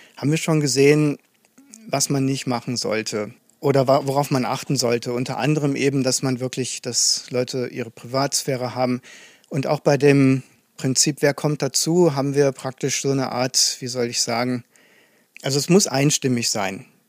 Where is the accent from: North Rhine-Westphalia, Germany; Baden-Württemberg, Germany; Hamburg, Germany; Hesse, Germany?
North Rhine-Westphalia, Germany; Aachen; moved away as an adult; now in Dresden, Germany; Also ich bin gebürtiger Aachener, komme also aus dem Westen sozusagen.